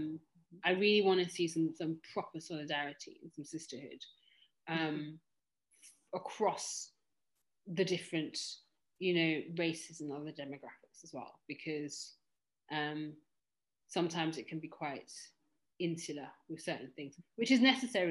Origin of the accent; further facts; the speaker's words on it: Kenya; I'm also Kenyan